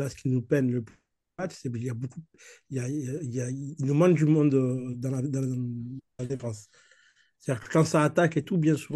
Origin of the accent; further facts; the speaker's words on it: Marseille, Provence-Alpes-Côte d'Azur, France; C'est moi, je suis marseillais et j'ai été élevé avec On est si bien ensemble.